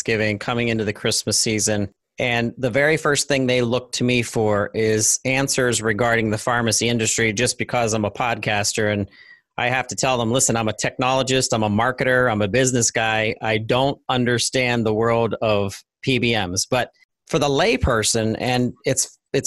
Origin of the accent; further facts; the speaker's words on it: Pittsburgh, Pennsylvania, United States; The state of Pennsylvania, my home state